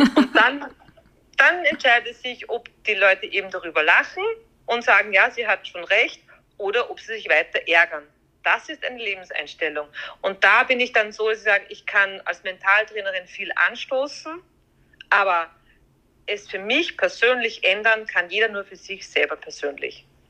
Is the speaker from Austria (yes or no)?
yes; Austria; bei uns in Österreich